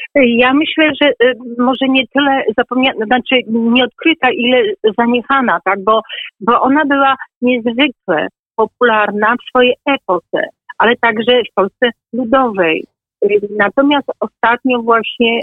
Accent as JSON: {"language": "Polish", "town": "Suwałki", "region": "Podlaskie Voivodeship", "country": "Poland", "tie": "born or raised there", "moved": "as an adult", "lives_now": "Ciechanów, Poland", "said": "pochodzę z Suwalszczyzny, kończyłam w Suwałkach"}